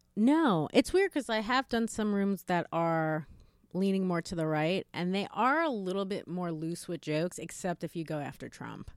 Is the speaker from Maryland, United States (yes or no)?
no; New York, United States; as a New Yorker, I've lived in New York my whole life